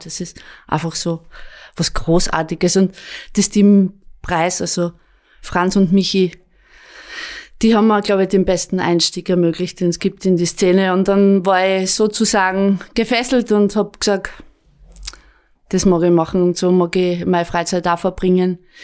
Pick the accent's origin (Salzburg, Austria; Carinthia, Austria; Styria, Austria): Styria, Austria; Apfelberg; auch der Jürgen kommt aus der Obersteiermark und ich auch. Ähm, ich bin dort aufgewachsen